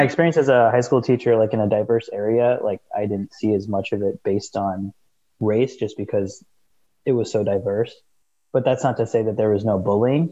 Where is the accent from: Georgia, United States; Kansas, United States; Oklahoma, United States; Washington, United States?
Washington, United States; Seattle; we're from the from the Seattle area